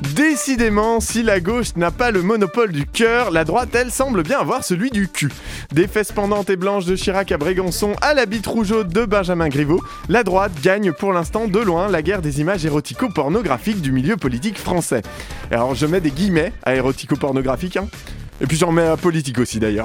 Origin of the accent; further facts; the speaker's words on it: Burgundy, Bourgogne-Franche-Comté, France; now in Paris, France; ma région d'origine, la Bourgogne